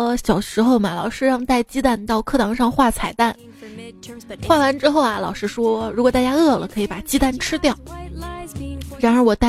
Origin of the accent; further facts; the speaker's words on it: Chongqing, China; accent: Chongqing dialect; 让我们重庆话，猪肝、橘肝比较谐音。